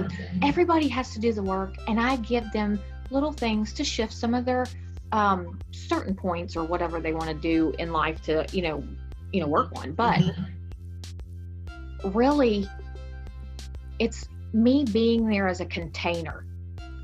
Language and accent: English; Texas, United States; accent: Texan; my texan accent